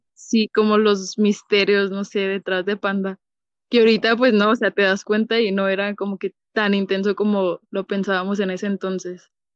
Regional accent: Ciudad Juárez, Chihuahua, Mexico; yo soy de Ciudad Juárez, Chihuahua

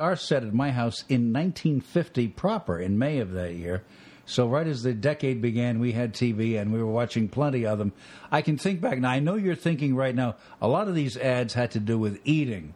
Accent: New York area, United States; I grew up in the New York area

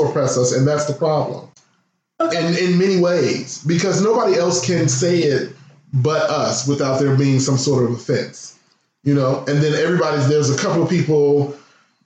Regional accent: Midwest, United States; I come from the Midwest where we slang that word left and right

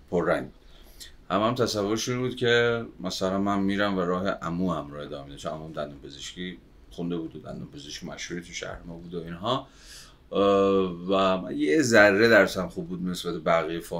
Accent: Babol, Mazandaran, Iran; از اول تا آخر بچه بابلم مازندران سال 61 هم دنیا آمده

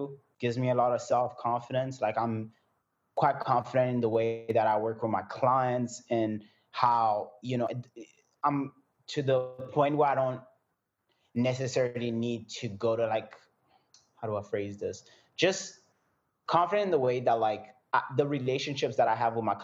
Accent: Burundi; moved away; also born or lived in France / South Africa; I was born in France. Then I moved out of France and I went back where I'm originally from, which is Burundi

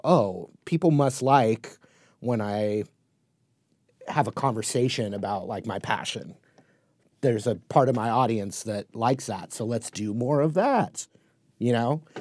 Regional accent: Newport Beach, California, United States; where I grew up in Newport Beach, California

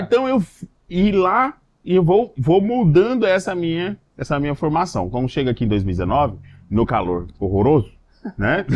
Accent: Três Lagoas, Mato Grosso do Sul, Brazil; moved away as an adult; now in Acre, Brazil; da cidade de Três Lagoas, que é minha cidade natal

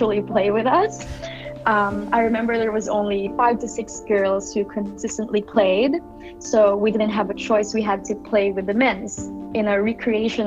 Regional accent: Philippines; moved away as an adult; now in Australia; I actually grew up in Philippines. I was born and raised there. And I moved to Australia just about 3 years ago

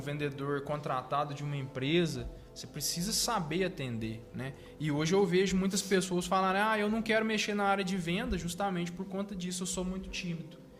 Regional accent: Três Pontas, Minas Gerais, Brazil; daqui de três pontas, assim, passamos por muitas dificuldades

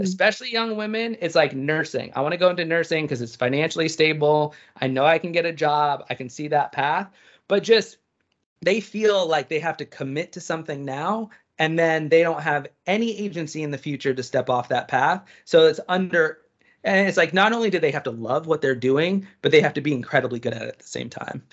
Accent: East Coast, United States; I'm from the East Coast

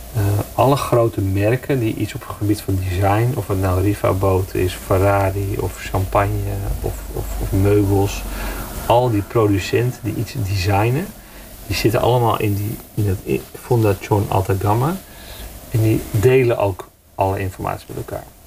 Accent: Netherlands; wij als Nederlanders

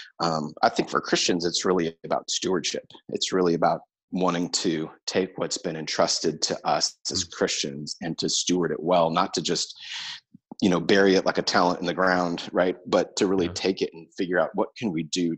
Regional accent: Santa Clarita, California, United States; my hometown of Santa Clarita

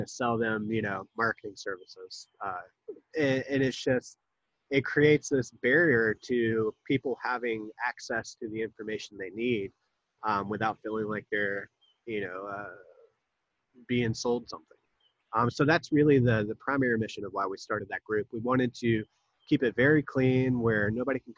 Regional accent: Wilmington, North Carolina, United States; also born or lived in Jacksonville, North Carolina; I was born in Jacksonville, about 30 miles away, but I moved here when I was 2. So I claim Wilmington my hometown.

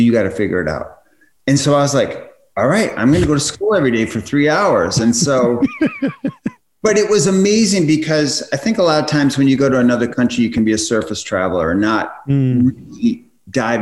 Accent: United States; also born or lived in Chicago, Illinois / New England; I grew up in Chicago in the Midwest, and then grew up in New England

